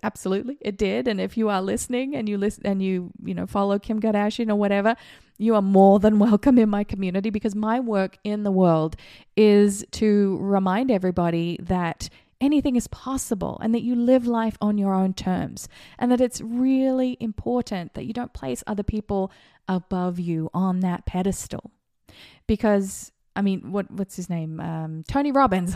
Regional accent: Australia; now in Las Vegas, United States; I grew up in Australia

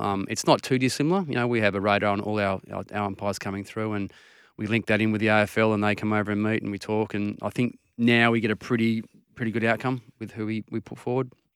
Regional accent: Perth, Western Australia, Australia; I'm a Maddington boy, um, you know, southeastern suburbs. Um, that's where I grew up

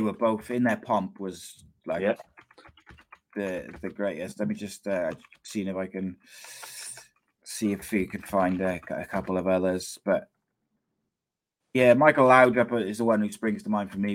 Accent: Wales, United Kingdom; I'm Welsh

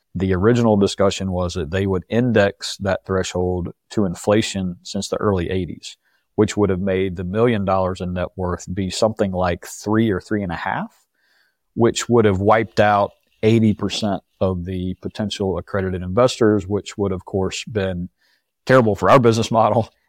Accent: Rock Hill, South Carolina, United States; moved away as an adult; I grew up in Rock Hill, which is just south of Charlotte

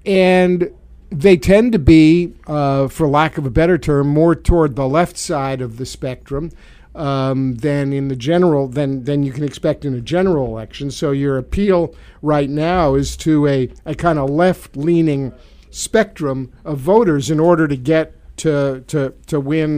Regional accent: New York City, New York, United States; accent: Brooklyn; moved away; the Brooklyn in me comes out now and again when I talk. People can say, "Where are you from?" and they can tell.

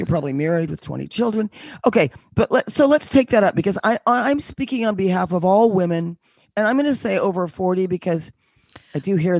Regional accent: Connecticut, United States; now in New York, United States; I do. I'm originally from Connecticut, but I live in the city now.

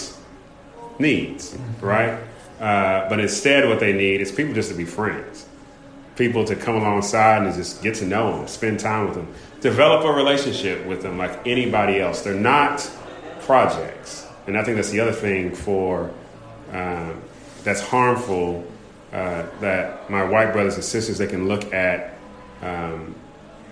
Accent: California, United States; moved away as an adult; also born or lived in Kentucky, Louisville area; So I grew up in Kentucky, then moved to California, grew up there

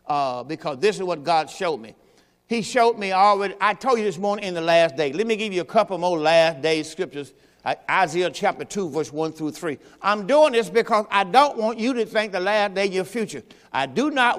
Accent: Greenville, Mississippi, United States; I'm from Greenville, Mississippi

